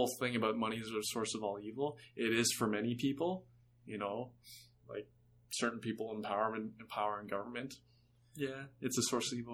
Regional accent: Canada; We're all Canadian

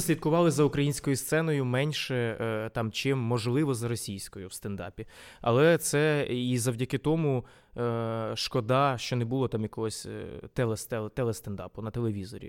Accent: Vinnytsia, Vinnytsia Oblast, Ukraine; first language Ukrainian; я якби був спочатку україномовним взагалі за за програмним налаштуванням. Ось е, у Вінницьким

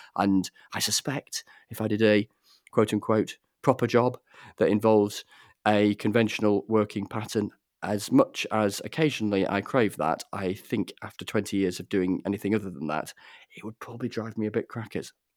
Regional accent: Grassington, Yorkshire and the Humber, United Kingdom; when I was growing up in Gressington in the Yorkshire Dales.

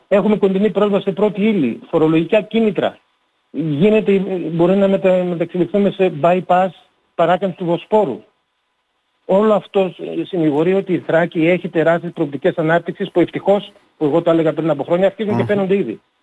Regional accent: Thrace, Greece; Όλοι είμαστε Θρακιώτες.

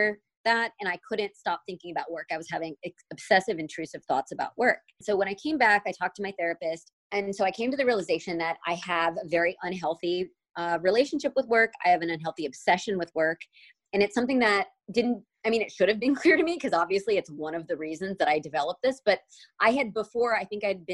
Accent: Alabama, United States; I grew up in Alabama

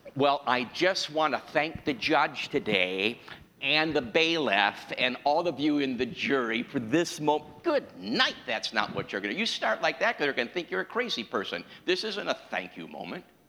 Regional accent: New York, United States; I was raised in New York

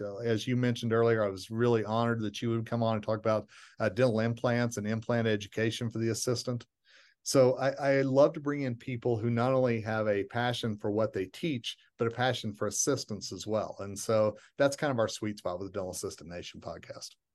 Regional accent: Tulsa, Oklahoma, United States; my hometown of Tulsa, Oklahoma

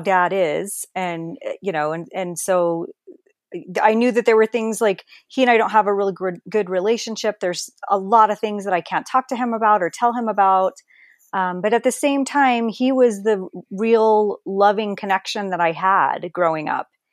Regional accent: Perth Amboy, New Jersey, United States; moved away; Perth Amboy, actually. I grew up, uh, basically underneath the Staten Island Bridge

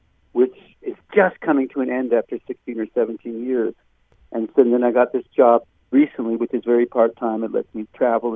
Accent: Burlington, Vermont, United States; moved away; also born or lived in Jamestown, New York; I got a job back in my hometown in Burlington, Vermont.

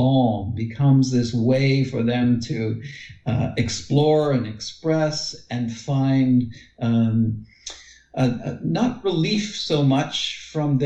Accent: Windsor, Ontario, Canada; also born or lived in Toronto, Canada; now in Guelph, Canada; the area that I grew up in the Windsor, Detroit area.

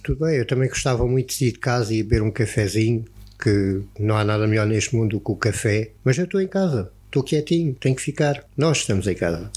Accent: Algarve, Portugal; Nós somos algarvios

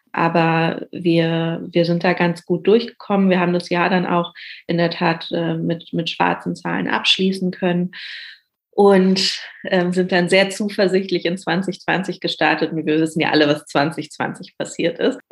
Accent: Berlin, Germany; gebürtige Berlinerin, lebe auch immer noch hier

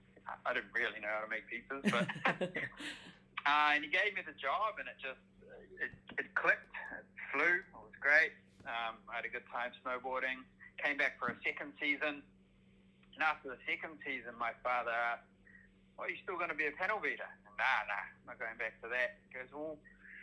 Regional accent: Auckland, New Zealand; I've moved back to my home city of Auckland

